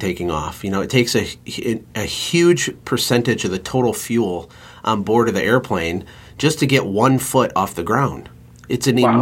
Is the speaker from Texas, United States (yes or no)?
no; Flint, Michigan, United States; I'm a white guy in Michigan. I was born in Flint, Michigan, which is a really urban area